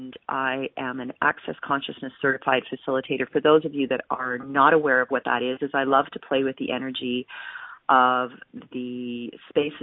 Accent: Calgary, Alberta, Canada; my hometown of Calgary

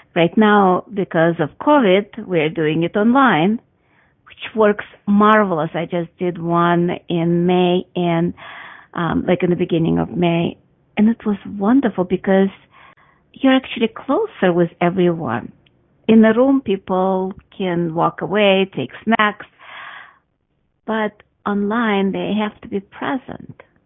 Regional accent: Russia; moved away; I grew up in Russia

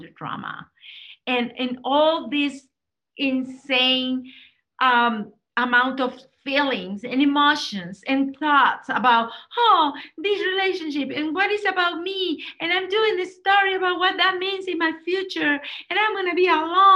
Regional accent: Mexico; I'm Latina, I'm from Mexico

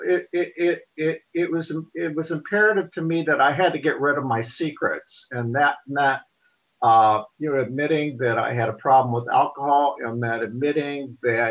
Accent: Portland, Indiana, United States; I grew up in Portland, Indiana.

